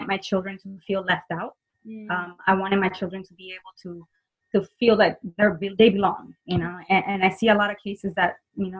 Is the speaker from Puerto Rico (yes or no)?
yes; Puerto Rico; also born or lived in Florida; now in Orlando, United States; I'm from Puerto Rico. I lived in Florida for over 20 years